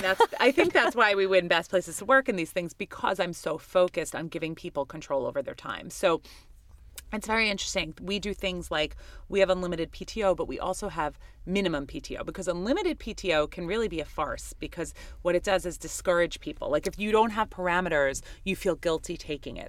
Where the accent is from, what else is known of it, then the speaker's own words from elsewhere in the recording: New York City, New York, United States; I grew up in Queens, New York